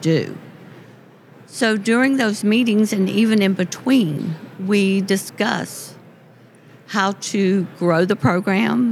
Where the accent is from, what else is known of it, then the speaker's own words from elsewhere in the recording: Lincolnton, Georgia, United States; I am from Lincolnton